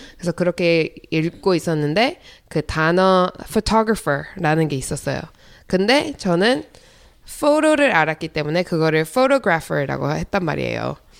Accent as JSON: {"language": "Korean", "country": "United States", "tie": "born or raised there", "also_born_or_lived": "South Korea"}